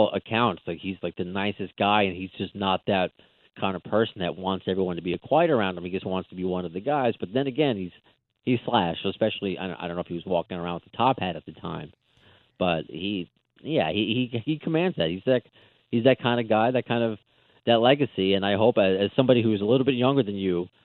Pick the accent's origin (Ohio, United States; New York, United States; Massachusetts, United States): New York, United States; Long Island; also born or lived in Brooklyn, New York; now in Queens, New York, United States; I grew up on Long Island, but I mean my family's from Brooklyn, so I have a lot of that in me. But and now I live in Queens.